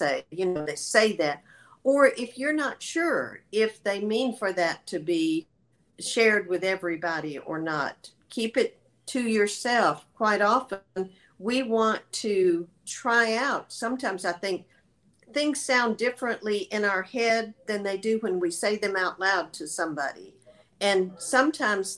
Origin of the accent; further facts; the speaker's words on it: the South, United States; I'm from the South